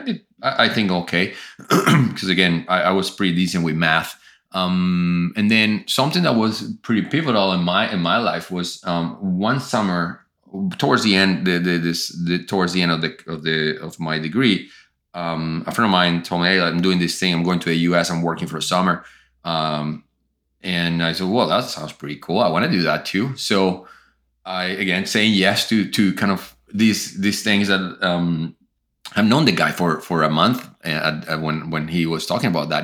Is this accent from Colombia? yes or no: yes; Colombia; moved away as an adult; I grew up in Colombia